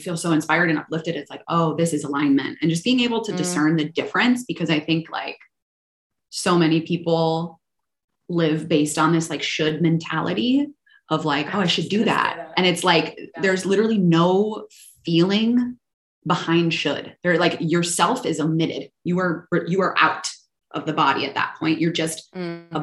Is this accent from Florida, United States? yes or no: no; Minnesota, United States; moved away; I was born in Minnesota